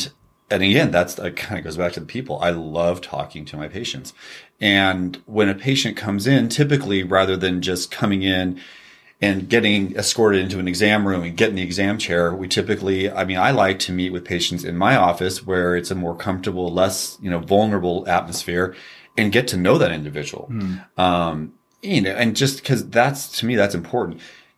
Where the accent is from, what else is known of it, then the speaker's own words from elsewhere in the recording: California, United States; We grew up in Northern California, Sacramento Valley.